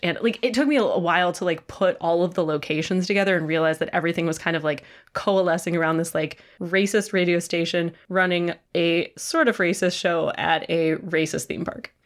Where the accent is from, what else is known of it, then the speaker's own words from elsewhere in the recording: Chicago, Illinois, United States; moved away; as a Chicagoan